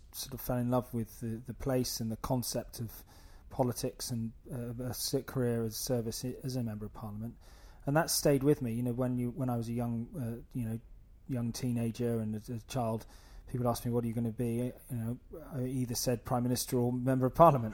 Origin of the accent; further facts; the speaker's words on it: North Wiltshire, South West England, United Kingdom; also born or lived in Oxford; I grew up in North Wiltshire in a wonderfully loving home